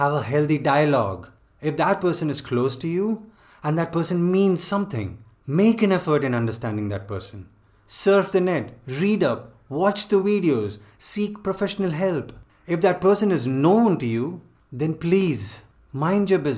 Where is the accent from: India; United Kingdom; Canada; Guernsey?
India; priding ourselves for being an Indian